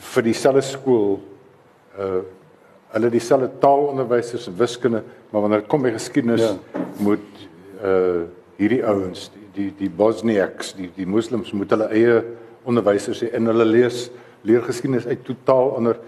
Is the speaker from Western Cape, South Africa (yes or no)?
no; Free State, South Africa; ek is 'n vrystater